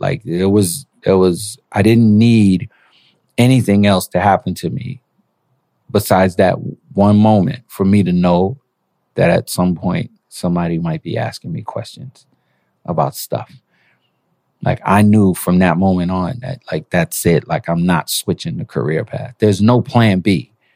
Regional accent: New York City, New York, United States; also born or lived in Panama; I was born in Panama, raised in Brooklyn

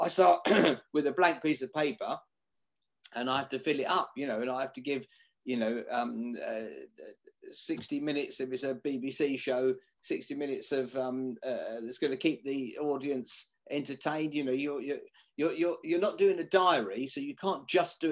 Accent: Billericay, East of England, United Kingdom; also born or lived in Ilford; now in Muswell Hill, United Kingdom; I was born in Ilford. Yeah, moved out to Billericay

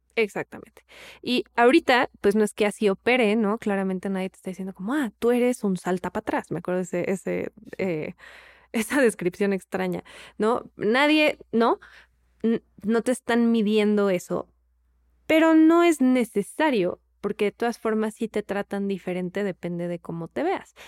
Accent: Mexico; somos mexicanos

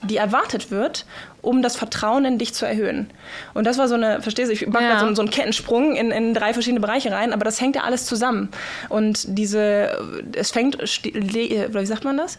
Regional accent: Germany; now in Norway; als Deutsche

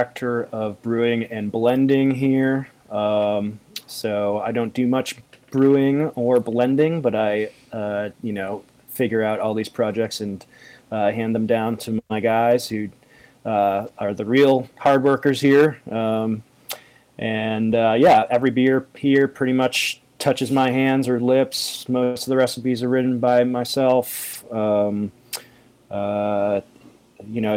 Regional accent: New England, United States; I'm from New England

